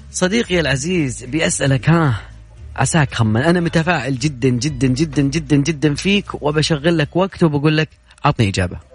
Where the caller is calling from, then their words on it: Jeddah, Makkah Province, Saudi Arabia; من جده